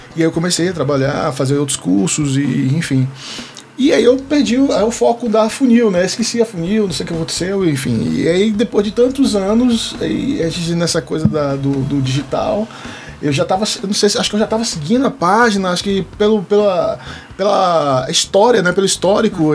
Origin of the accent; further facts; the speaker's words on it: Salvador, Bahia, Brazil; now in Brasília, Brazil; sou nascido e criado em Salvador, Bahia, moro aqui em Brasília há 20 anos né, desde 2004 que eu estou aqui